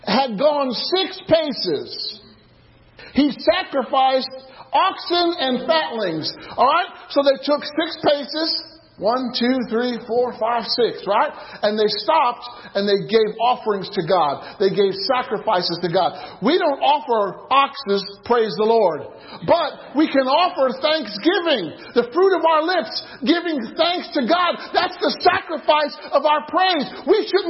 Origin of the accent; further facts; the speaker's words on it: Illinois, United States; I was a single Christian growing up in Illinois